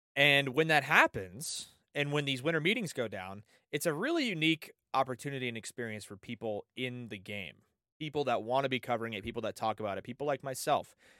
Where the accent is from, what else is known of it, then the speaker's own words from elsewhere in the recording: San Diego, California, United States; born and raised in San Diego.